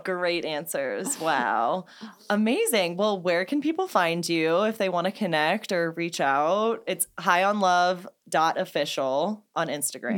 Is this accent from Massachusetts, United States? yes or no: no; St. Louis, Missouri, United States; I'm from Saint Louis, Anheuser-Busch